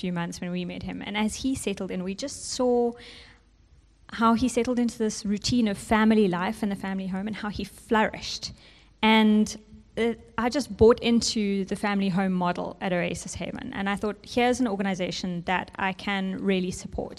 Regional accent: South Africa; first language English; growing up in South Africa, you become confronted with the reality

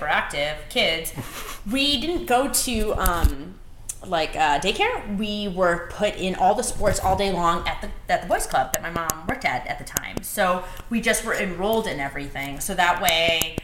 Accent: Connecticut, United States; I'm from Connecticut. My family's from Connecticut. And I grew up pretty much middle class, or working class, Irish

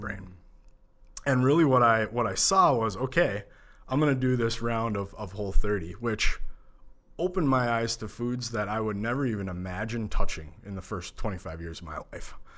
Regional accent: Minneapolis, Minnesota, United States; growing up in the Minneapolis suburbs

